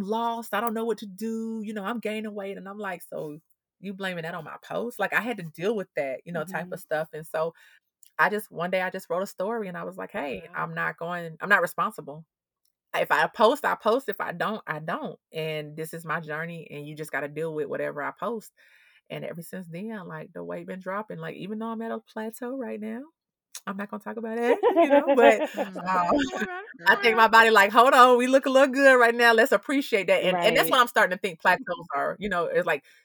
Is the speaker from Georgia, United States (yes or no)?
yes; Atlanta, Georgia, United States; I'm from Atlanta. You know what I'm saying? Like, I went to Avenue High School right there